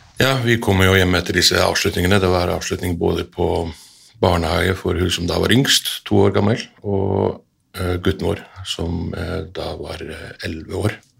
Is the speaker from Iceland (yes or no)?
yes; Iceland; now in Norway; vi er begge to født og oppvokst på Island